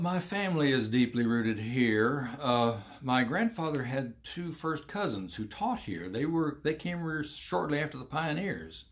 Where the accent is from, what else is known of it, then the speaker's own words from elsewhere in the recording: Portland, Tennessee, United States; I grew up in the Highland Adventist community there